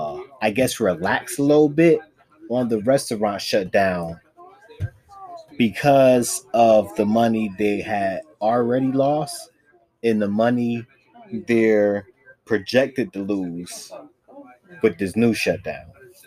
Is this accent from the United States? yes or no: yes; Virginia, United States; I'm from Virginia, well, but ain't shit to do but cook.